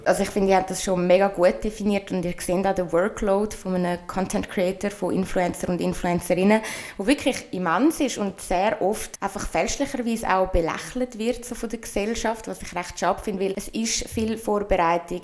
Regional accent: Switzerland; accent: Swiss German; ich rede auf Schweizerdeutsch

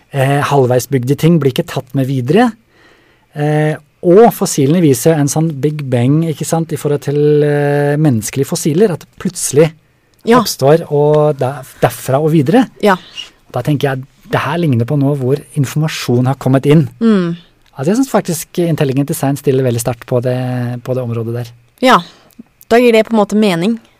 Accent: Germany; moved away; jeg er født i Tyskland

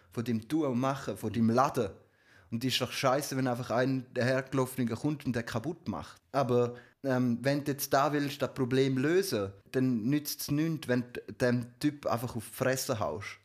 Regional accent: Switzerland; bei uns in der Schweiz

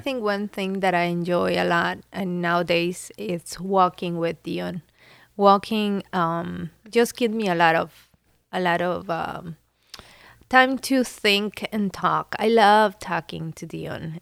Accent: Venezuela; now in Columbus, United States; I was born in Venezuela

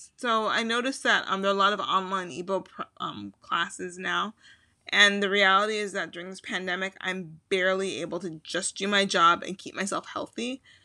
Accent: Chicago, Illinois, United States; accent: Midwesterner; now in Philadelphia, United States; I'm originally from Chicago

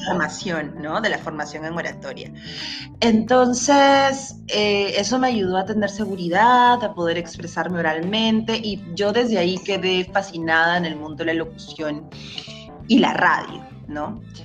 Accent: Peru; soy peruana

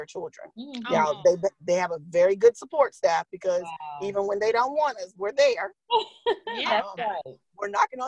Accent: Fayetteville, North Carolina, United States; I grew up through the Cumberland County school system, going to Montclair, Chester, 71st, and then Fayetteville State

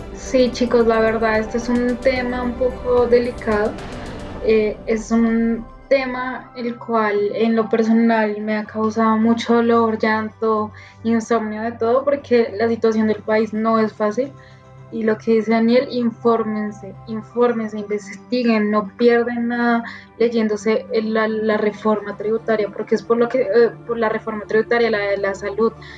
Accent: Colombia; como colombianos

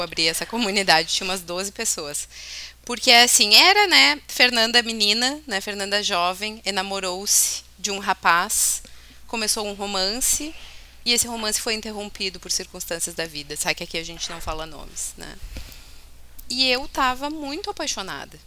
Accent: Bento Gonçalves, Rio Grande do Sul, Brazil; E Santo Antônio ainda é padroeiro da minha cidade natal, né? Bento Gonçalves

